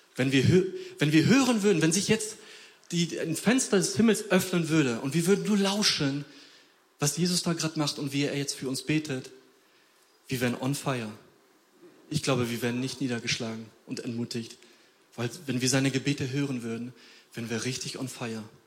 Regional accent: Poland; moved away; ich komme aus Polen

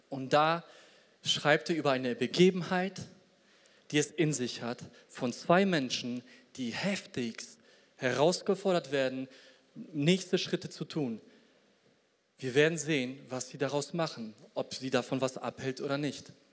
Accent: Poland; Und ich komme selber aus Polen. Ich hoffe immer, dass meine Landsleute da irgendwie weiterkommen.

